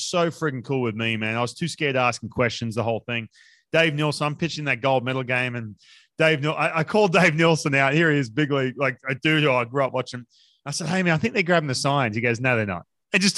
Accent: Newcastle, New South Wales, Australia; now in United States; growing up in Newcastle

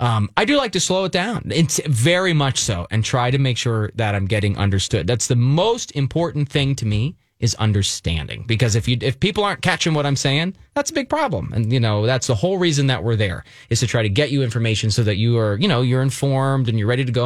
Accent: East Coast, United States; moved away; I am from the East Coast, you know, I can't shake all of that.

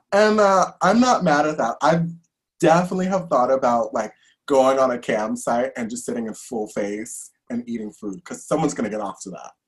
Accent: New York City, New York, United States; I'm actually born and raised in New York. I'm from Brooklyn, uh, born and bred

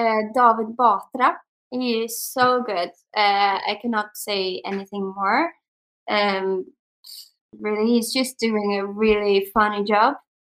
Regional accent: Sweden; English is a second language; I would actually say personally the Netherlands, because I'm from Sweden, he's from the Netherlands.

